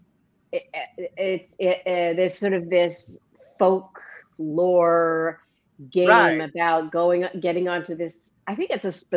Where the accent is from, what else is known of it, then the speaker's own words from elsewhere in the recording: Edmonton, Alberta, Canada; moved away; I'm Canadian originally. And you know, Alberta? Alberta, that's correct. Edmonton, Alberta.